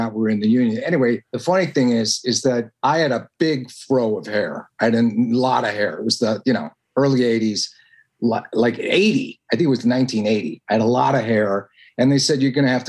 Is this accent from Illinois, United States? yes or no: yes; Evanston, Illinois, United States; moved away; also born or lived in New York; I'm from Evanston, Illinois